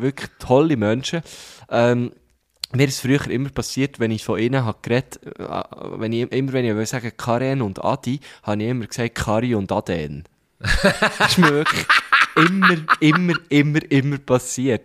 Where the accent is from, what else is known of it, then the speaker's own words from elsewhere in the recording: Thun, Bern, Switzerland; Wir, wir sind eigentlich quasi zusammen aufgewachsen in Thun